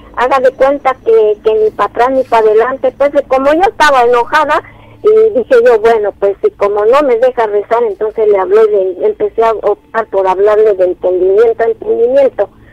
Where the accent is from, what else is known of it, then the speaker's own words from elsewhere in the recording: Oaxaca, Mexico; moved away; also born or lived in Orizaba, Veracruz; me, fui ya a radicar a Oaxaca, mi pueblo.